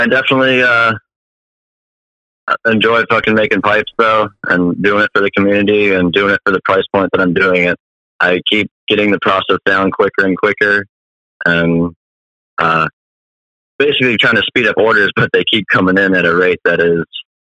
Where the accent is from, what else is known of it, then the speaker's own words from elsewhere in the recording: Milwaukee, Wisconsin, United States; I'm from Milwaukee.